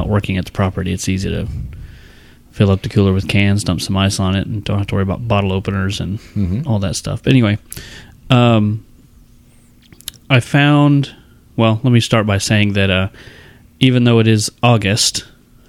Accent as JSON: {"language": "English", "area": "hometown of 903 Brewers", "region": "Texas", "country": "United States", "tie": "born or raised there", "moved": "yes", "said": "903, the brewery from my hometown"}